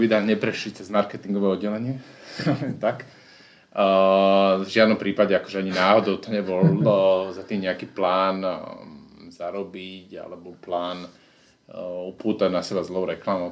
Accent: Slovakia; prišiel som tam ako Slovák

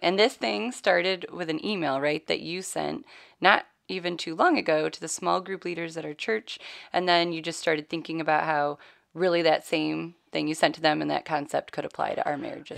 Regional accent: New York, United States; being a New Yorker and in Alabama

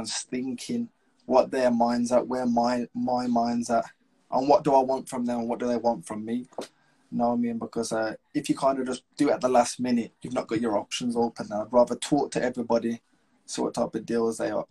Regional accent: Wolverhampton, West Midlands, United Kingdom

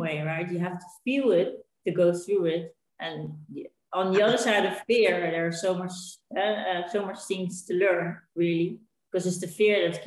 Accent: Netherlands; moved away as an adult; now in Spain; We're originally from Holland. And we came to Spain

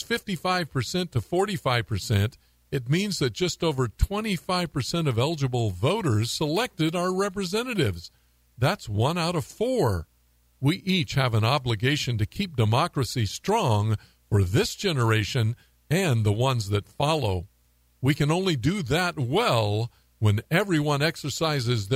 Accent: United States; I'm an American through and through

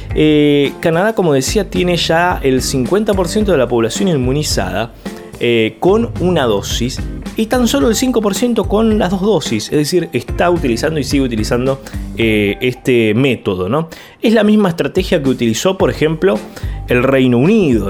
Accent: Argentina; estamos tratando como argentinos

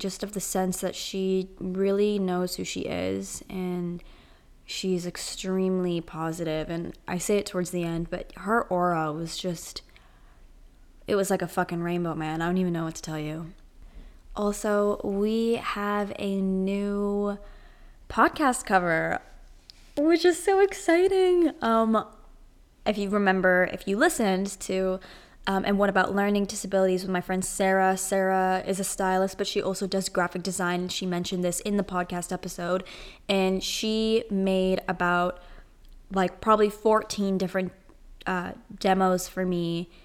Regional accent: Toronto, Ontario, Canada; I'm from Toronto. So right now Toronto is under like complete lockdown

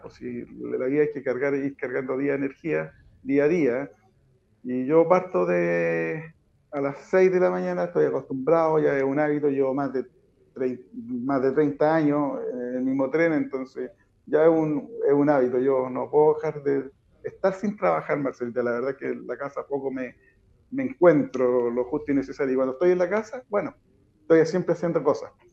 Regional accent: Putú, Maule, Chile; siempre soy dirigente eh, en Putú y siempre luché por mi pueblo

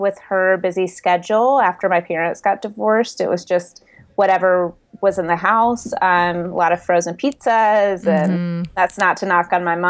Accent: the South, United States; And growing up in the South, that was that was available.

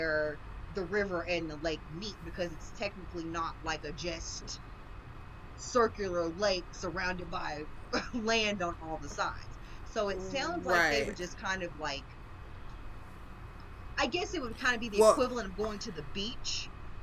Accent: East Texas, United States; I'm from the South, and so, like, East Texas

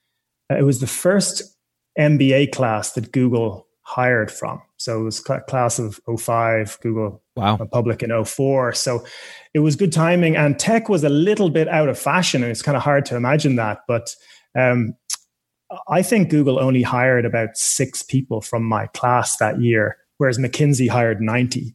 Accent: Ireland; also born or lived in United States / United Kingdom; I was born and raised in Ireland, studied engineering, electrical engineering here

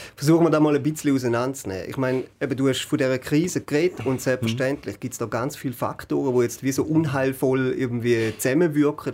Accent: Schaffhausen, Switzerland; für mich als Schaffhauser

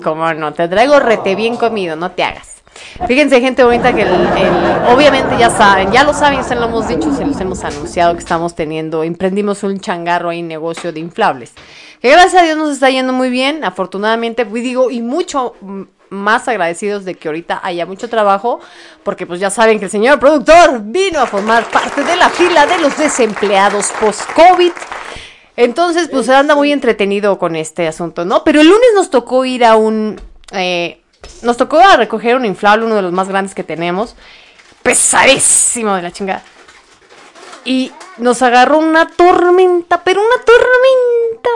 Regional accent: Mexico City, Mexico; soy de aquí de, de Feña, Ciudad de México

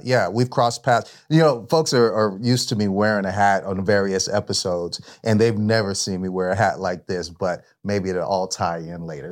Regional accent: San Jose, California, United States; I'm from San Jose

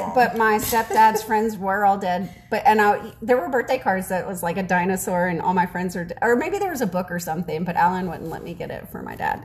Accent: New Orleans, Louisiana, United States; also born or lived in Mobile, Alabama; now in Texas, United States; I'm from New Orleans

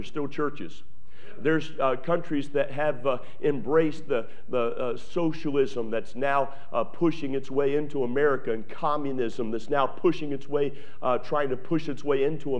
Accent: Maryland, United States; moved away; I'm from Maryland, and I was raised only about 30 minutes from Gettysburg

